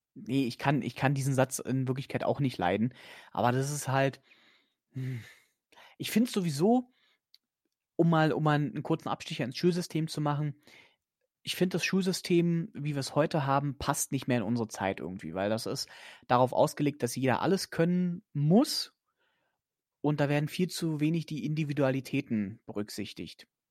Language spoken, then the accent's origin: German; Germany; ich bin zwar in Deutschland geboren